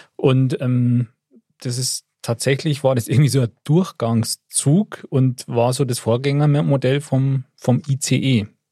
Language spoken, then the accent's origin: German; Upper Bavaria, Germany; ich als Oberbayer